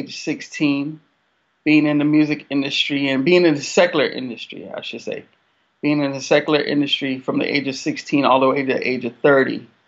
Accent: South Florida, United States; I grew up in South Florida

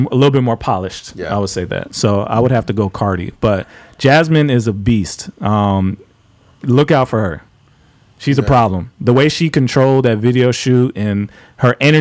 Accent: South Florida, United States; growing up in South Florida

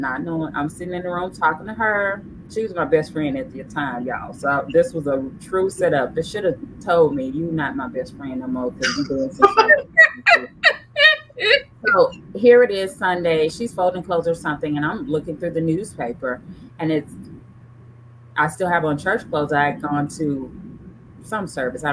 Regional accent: Memphis, Tennessee, United States; I'm from Memphis. My husband's from Memphis as well

